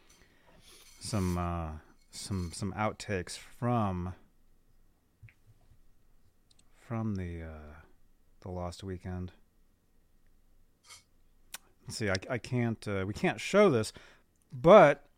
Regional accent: Phoenix, Arizona, United States; when I grew up in Phoenix, I was in Phoenix.

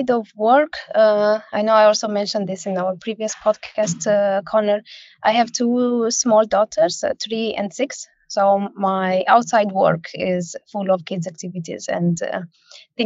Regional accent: Romania; moved away as an adult; now in Denmark; I come from Romania and I moved to Denmark 13 years ago

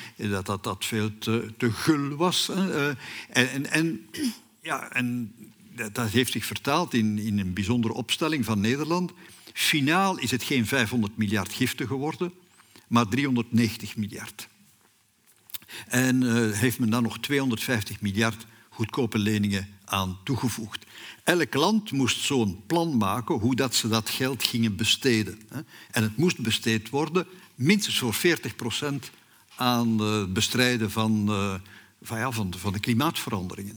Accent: Flanders, Belgium; bij ons in Vlaanderen

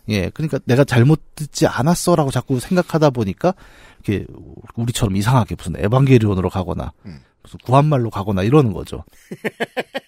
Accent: Bucheon, Gyeonggi Province, South Korea; 우리 고향 부천에서

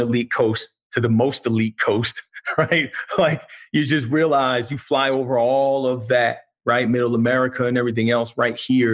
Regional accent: New Jersey, United States; also born or lived in Middlesex County, New Jersey; now in San Diego, United States; growing up in New Jersey

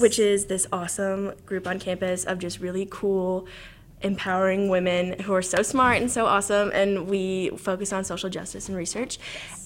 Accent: Southern Illinois, United States; moved away as an adult; also born or lived in Chicago, Illinois; I'm from Southern Illinois, and I cool. moved around a little bit. Um, so I was born in a really small town with like 1,400 people, and I lived there until like middle school

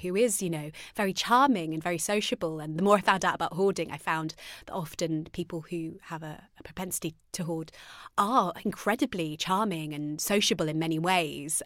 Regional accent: Arnold, East Midlands, United Kingdom; I grew up in Arnold Nottingham.

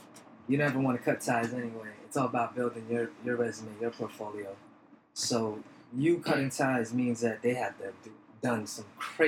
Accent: New York, United States; We grew up in New York, man. This is our stomping grounds.

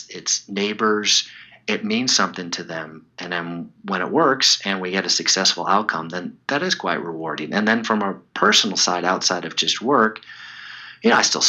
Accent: Chicago, Illinois, United States; When I was a kid growing up in Chicago, there was a goalie named Tony Esposito.

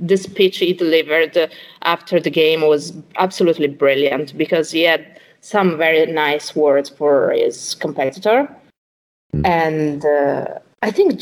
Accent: Rimini, Emilia-Romagna, Italy; now in Rome, Italy; I was born in Rimini, which is on the other coast of Italy

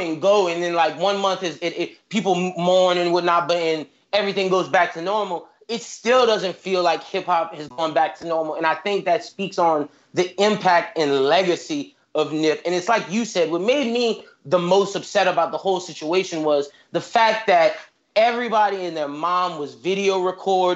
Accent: the South, United States; I'm from the South

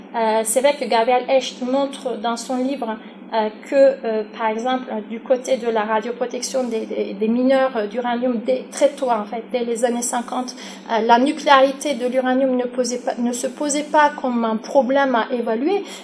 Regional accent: Turkey; now in France; pour la Turquie qui est mon pays d'origine

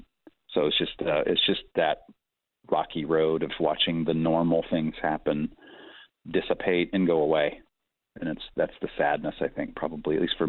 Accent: Malawi; born there; My mom and he were missionaries in Africa, and I was born in Malawi, Africa, while they were missionaries there.

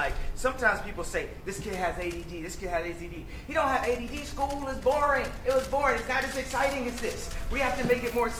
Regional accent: Chicago, Illinois, United States; In my hometown of Chicago

